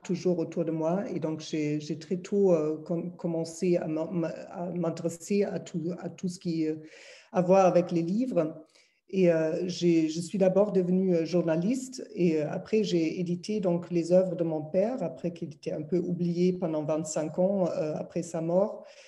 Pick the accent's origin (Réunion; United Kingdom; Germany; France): Germany; Berlin; French is a second language; moved away; je suis, comme vous entendez certainement, je suis allemande, donc née à Berlin